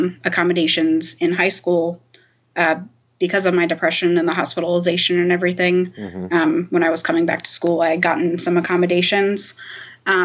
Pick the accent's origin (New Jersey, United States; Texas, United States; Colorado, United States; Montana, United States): New Jersey, United States; I grew up in South Jersey